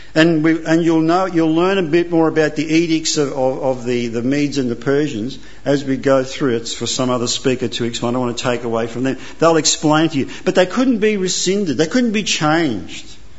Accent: Australia; also born or lived in Italy; I came here when I was two. I have no recollection. I'm Italian by birth, Aussie by choice, and I'm naturalised

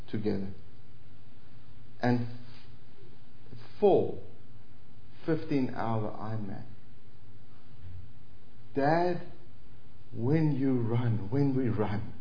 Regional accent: South Africa

